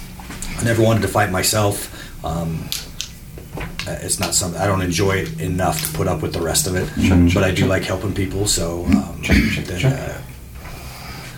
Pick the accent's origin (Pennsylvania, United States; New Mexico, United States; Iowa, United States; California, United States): New Mexico, United States; Albuquerque; Where I was raised was in the South Valley of Albuquerque